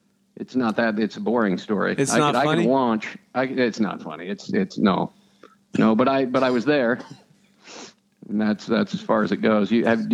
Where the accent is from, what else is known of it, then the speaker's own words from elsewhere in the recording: Idaho, United States; I'm from Idaho.